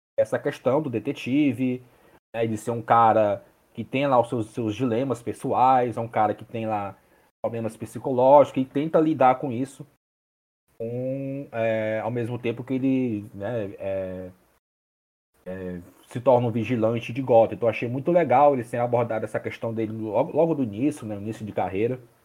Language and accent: Portuguese; Fortaleza, Ceará, Brazil; eu sou de Fortaleza